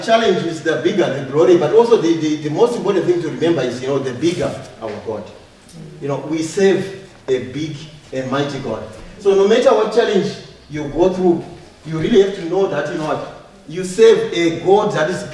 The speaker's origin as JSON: {"language": "English", "country": "Zimbabwe", "also_born_or_lived": "Harare / Mavuku", "moved": "yes", "said": "I come from Zimbabwe, from Harare"}